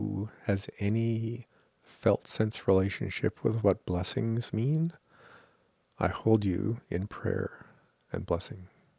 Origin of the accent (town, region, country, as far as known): Canada